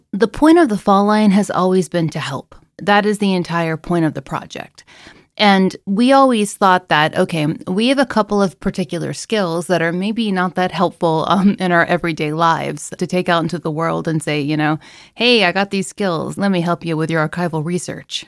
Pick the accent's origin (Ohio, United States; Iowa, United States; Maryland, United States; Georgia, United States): Georgia, United States; Atlanta; accent: Georgia; I was an English professor for more than a decade at Georgia State University in Atlanta, Georgia. That's where you can hear my accent come out